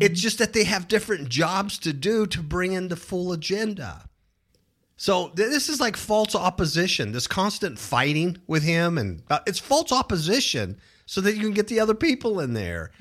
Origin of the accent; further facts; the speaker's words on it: California, United States; moved away as an adult; now in Las Vegas, United States; We came from Cuckoo, California. One of the big reasons we left California, lifelong Californians, born and raised there, to a state like Nevada